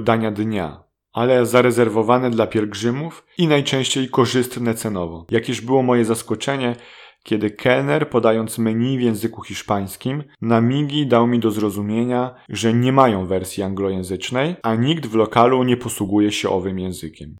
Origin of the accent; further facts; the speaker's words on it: Łódź, Łódź Voivodeship, Poland; jestem z Łodzi